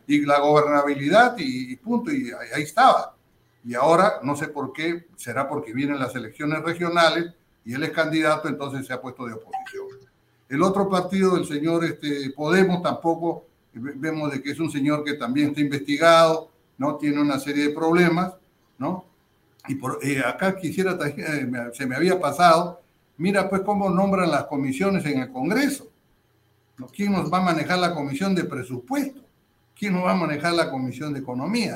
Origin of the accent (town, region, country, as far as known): Peru